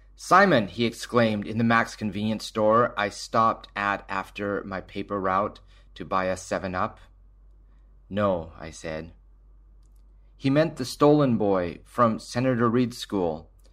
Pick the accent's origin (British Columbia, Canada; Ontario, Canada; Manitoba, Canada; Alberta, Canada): British Columbia, Canada; Surrey; I grew up in Surrey in the seventies and eighties